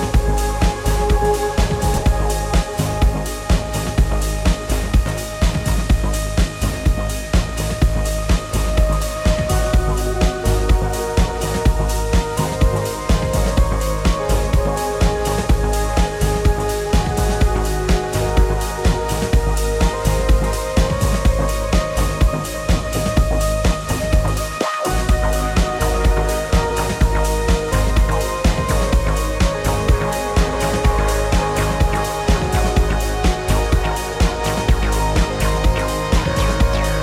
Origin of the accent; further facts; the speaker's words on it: Vermont, United States; also born or lived in Boston; now in Los Angeles, United States; I grew up in Vermont.